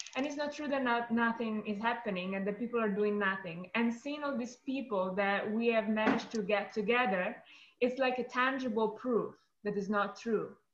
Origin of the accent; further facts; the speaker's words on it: Italy; also born or lived in upstate New York; now in United States; I am originally from Italy